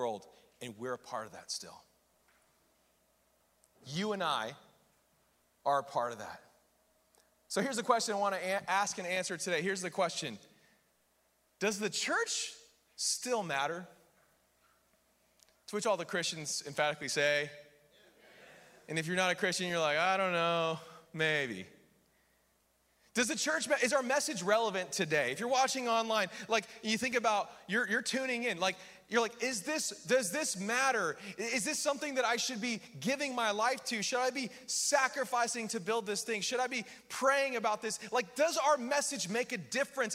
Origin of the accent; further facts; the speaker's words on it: United States; I'm American